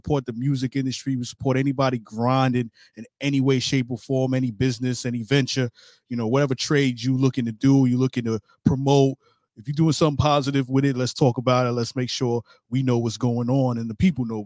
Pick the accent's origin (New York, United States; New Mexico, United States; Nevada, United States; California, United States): New York, United States; I'm from originally Brooklyn, New York